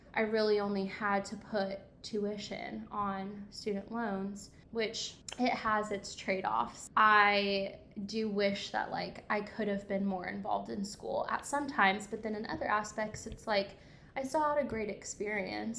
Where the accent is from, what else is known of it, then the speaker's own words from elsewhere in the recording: Coatesville, Indiana, United States; moved away as an adult; also born or lived in Evansville, Indiana; I'm from Indy. Uh, Coatesville, Indiana